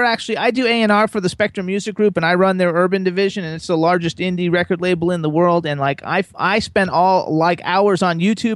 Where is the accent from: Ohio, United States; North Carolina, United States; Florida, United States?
Florida, United States; moved away as an adult; now in Pennsylvania, United States; I'm from Florida. I grew up in Florida. I lived there for 48 years.